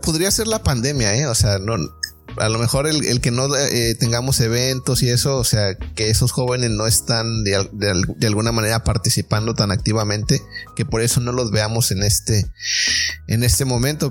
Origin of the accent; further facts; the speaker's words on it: Mexico; como mexicanos